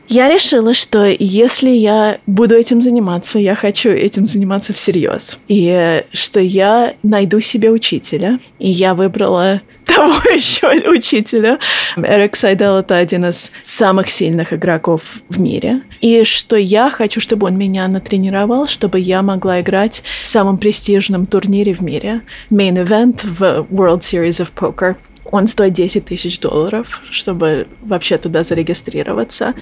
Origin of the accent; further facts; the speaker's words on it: near Boston, Massachusetts, United States; also born or lived in Moscow, Russia; Я родилась в Москве, но когда мне было 4 года, мы переехали в Массачусетс, около Бостона. И я выросла в Америке.